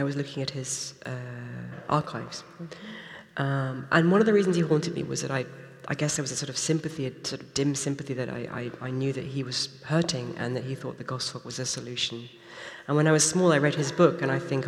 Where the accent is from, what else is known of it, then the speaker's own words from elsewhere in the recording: United Kingdom; I'm British